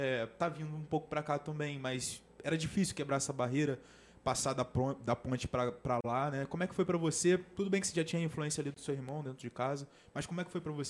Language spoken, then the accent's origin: Portuguese; São Gonçalo, Rio de Janeiro, Brazil; Pô, sou de São Gonçalo.